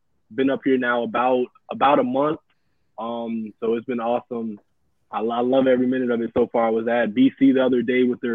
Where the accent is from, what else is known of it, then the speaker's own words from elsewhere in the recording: Palm Coast, Florida, United States; moved away as an adult; also born or lived in Toronto, Canada; now in Savannah, United States; we ended up settling in a place called Palm Coast, which is Daytona Beach area